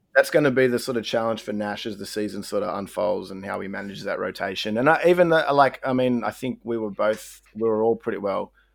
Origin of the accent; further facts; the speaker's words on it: Australia; we're Aussie